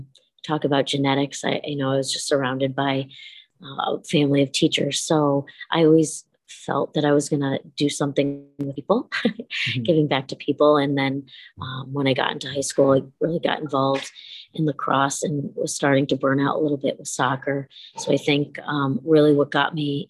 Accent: West Hartford, Connecticut, United States; I grew up in West Hartford, Connecticut, not too far from Springfield College

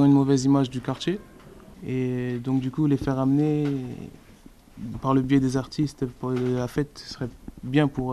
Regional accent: Paris, Île-de-France, France; d'avoir grandi ici

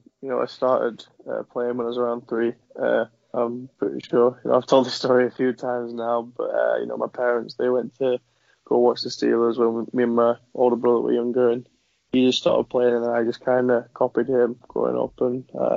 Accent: England, United Kingdom; So, it's something that I think every kid growing up in England who plays hockey wants to be a part of.

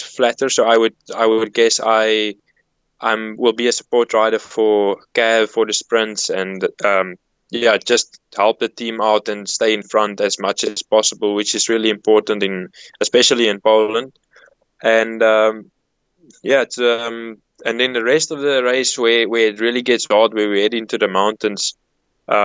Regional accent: South Africa; as a South African

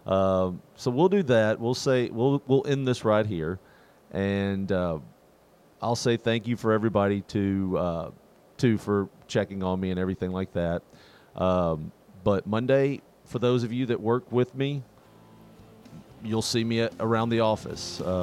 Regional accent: Tennessee, United States; growing up in Tennessee

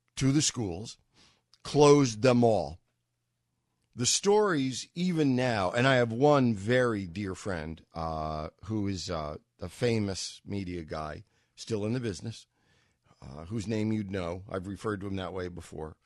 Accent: New York, United States; having grown up as a New Yorker

